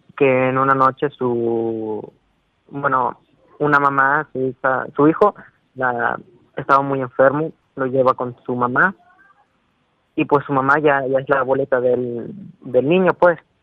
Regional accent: Cuetzalan, Puebla, Mexico; soy de Coatzala, pero o sea, mi municipio se llama, bueno, es Cochalan

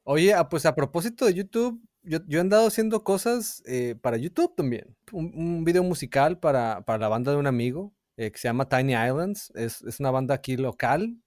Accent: Hermosillo, Sonora, Mexico; moved away; cuando vivía de niño en Hermosillo

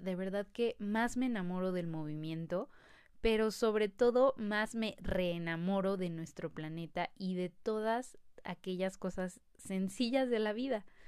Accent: Mexico City, Mexico; nací en la Ciudad de México y tengo 25 años.

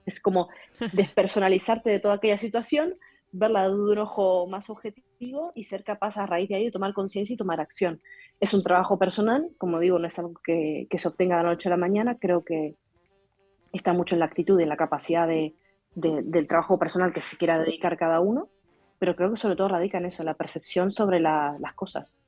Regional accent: Argentina; moved away; yo soy argentina, ¿no? Y, tuvimos que emigrar en su momento por la situación política que hubo en el 2021 con el, 2001 con el corralito

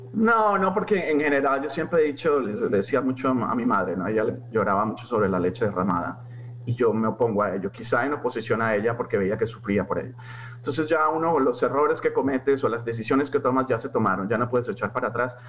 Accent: Colombia; en Colombia hablamos el mejor español

